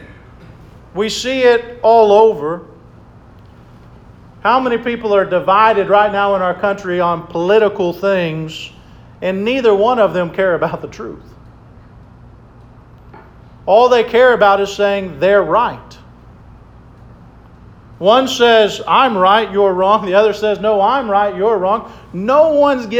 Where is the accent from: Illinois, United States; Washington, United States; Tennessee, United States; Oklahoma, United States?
Oklahoma, United States; Oklahoma City; I grew up in Oklahoma City